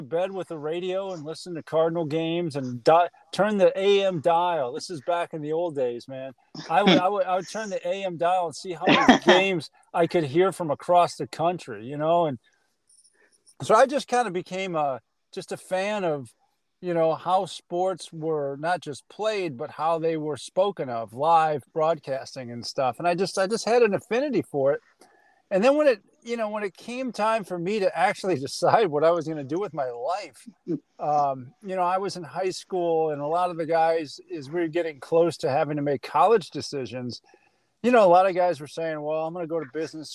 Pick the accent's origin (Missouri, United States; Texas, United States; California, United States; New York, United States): Missouri, United States; St. Louis; moved away as an adult; also born or lived in Cedar Rapids, Iowa; now in Maryland, United States; growing up in St. Louis